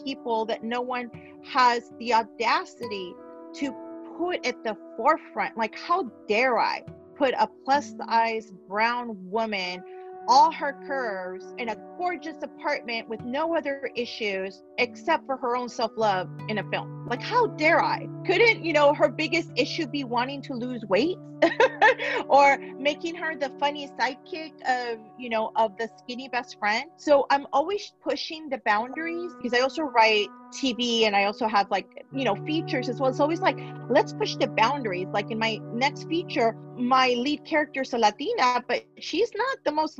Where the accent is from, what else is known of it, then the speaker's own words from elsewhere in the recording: Los Angeles, California, United States; also born or lived in Mexico; I grew up here in the San Fernando Valley, but I also lived in Mexico for 5 years